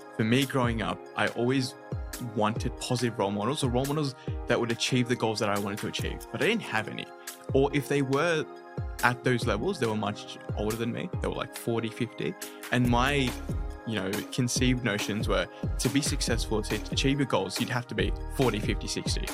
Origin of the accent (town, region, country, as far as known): Sydney, New South Wales, Australia; born or raised there; also born or lived in Dhaka, Bangladesh